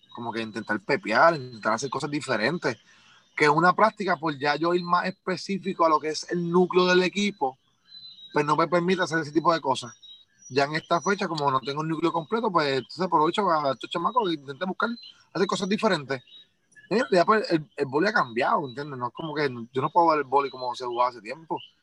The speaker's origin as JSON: {"language": "Spanish", "country": "Puerto Rico", "said": "como todo boricua, nosotros somos demasiado orgullosos"}